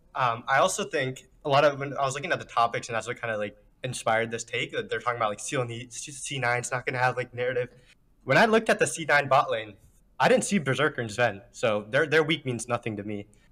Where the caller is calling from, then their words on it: Clifton, Virginia, United States; I'm calling from Clifton, Virginia.